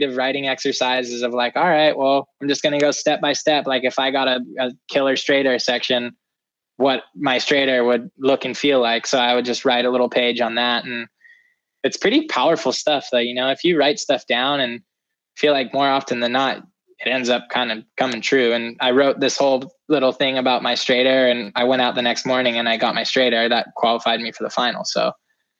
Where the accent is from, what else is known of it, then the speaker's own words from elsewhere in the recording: California, United States; I'm from California